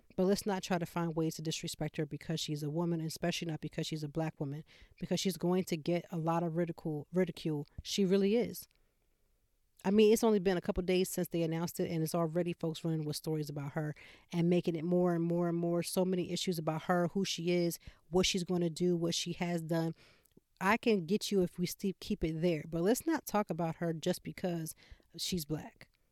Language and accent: English; Pennsylvania, United States; now in Philadelphia, United States; about an hour and a half from Philadelphia to my hometown